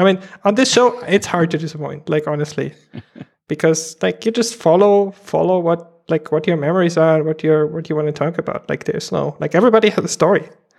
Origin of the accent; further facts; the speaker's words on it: Germany; growing up in Germany, it's like a lot of meat and potatoes.